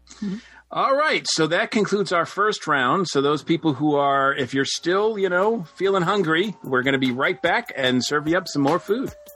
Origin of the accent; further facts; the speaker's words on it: Boston, Massachusetts, United States; moved away; also born or lived in the South; I'm from Boston